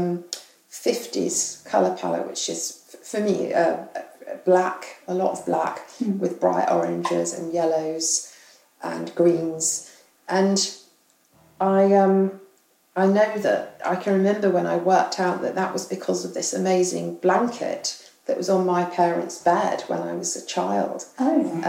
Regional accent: England, United Kingdom; also born or lived in Australia; now in London, United Kingdom; as a English person or UK person, British person

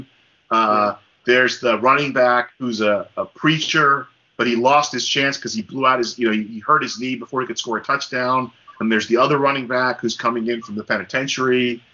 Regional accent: New Jersey, United States; growing up in New Jersey

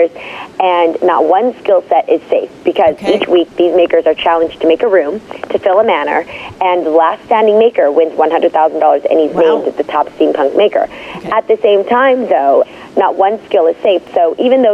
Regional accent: Bay Area, California, United States; I was 16. I come from the Bay Area

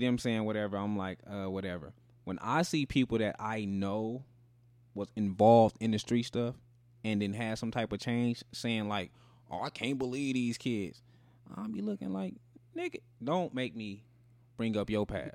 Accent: Las Vegas, Nevada, United States; we grew up in Vegas.

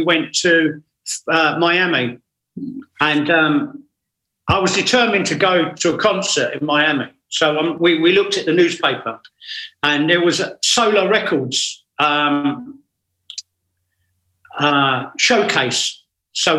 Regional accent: England, United Kingdom

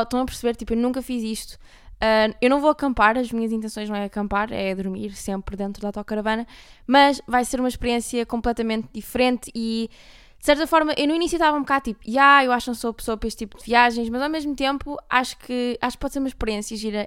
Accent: Porto, Norte, Portugal; accent: Porto accent; moved away; sempre que venho ao Porto parece que recarrego o meu sotaque sem querer

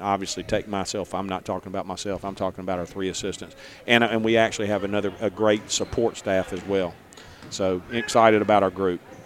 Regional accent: Picayune / Hattiesburg, Mississippi, United States; I was born in Picayune. My family's roots are in Hancock County. Uh, we moved to Hattiesburg

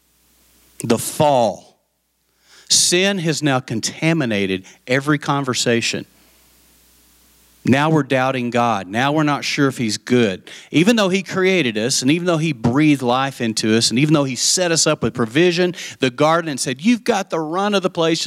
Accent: West Texas, United States; I grew up in West Texas

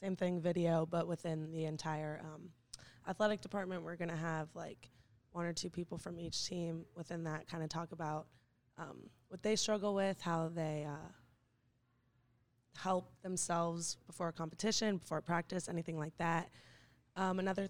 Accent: Fort Lauderdale, Florida, United States; moved away; I'm from Fort Lauderdale

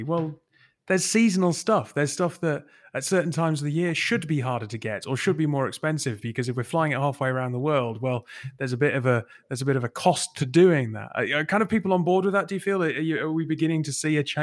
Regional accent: Newcastle upon Tyne, North East England, United Kingdom; moved away; I'm from Newcastle originally

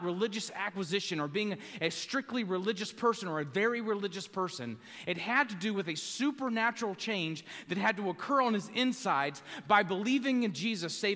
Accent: the South, United States; I grew up in the South around Southern Baptists

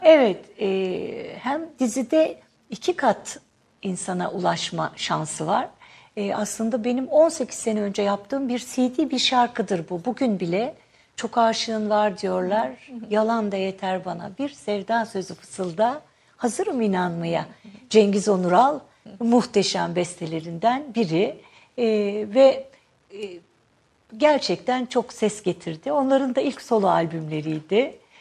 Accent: Akşehir, Konya, Turkey; ben Akşehirliyim.

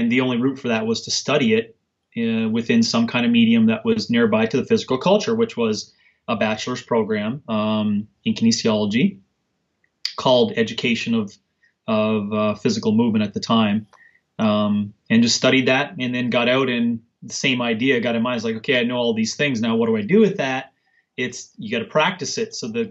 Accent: Canada; I was born and raised in Canada.

